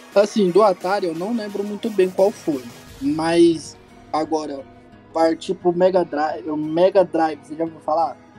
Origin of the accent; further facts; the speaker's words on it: Goiânia, Goiás, Brazil; sou de Goiânia, Goiás